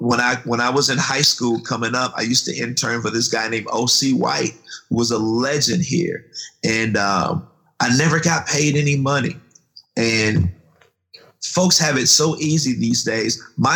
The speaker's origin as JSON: {"language": "English", "town": "Goldsboro", "region": "North Carolina", "country": "United States", "tie": "born or raised there", "said": "Well, I was born in Goldsboro, North Carolina, tobacco country. Farming country, and I grew up on a farm"}